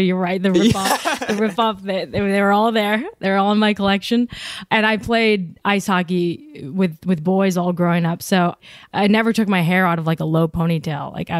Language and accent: English; Detroit, Michigan, United States; So I grew up in Detroit